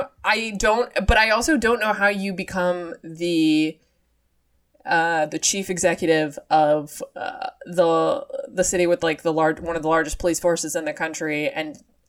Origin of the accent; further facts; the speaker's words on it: Boston, Massachusetts, United States; I'm an Irish woman from Boston, Massachusetts.